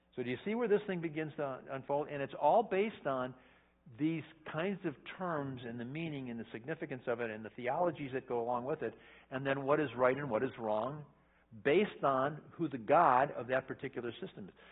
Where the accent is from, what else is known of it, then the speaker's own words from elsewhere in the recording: United States; I'm an American